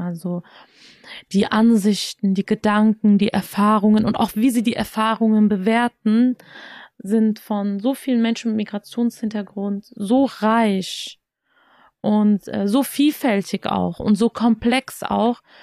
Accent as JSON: {"language": "German", "country": "Germany", "tie": "born or raised there", "said": "als jemand, der in Deutschland geboren, aufgewachsen ist"}